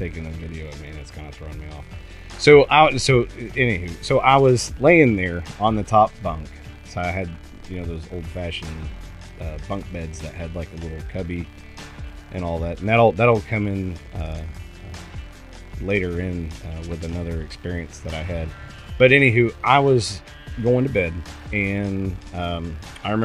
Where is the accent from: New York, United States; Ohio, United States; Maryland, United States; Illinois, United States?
Ohio, United States; Cincinnati; now in Pekin, United States; I grew up in Ohio. I was born in Cincinnati